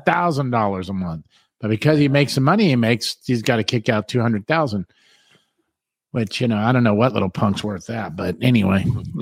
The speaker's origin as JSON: {"language": "English", "region": "Southern California", "country": "United States", "tie": "born or raised there", "said": "I'm a freaking Hollywood hairdresser, but it's like, God, man, I'm old and I'm afraid to say the wrong thing. Like, I grew up in Southern California. So every other word's like, dude, what's up?"}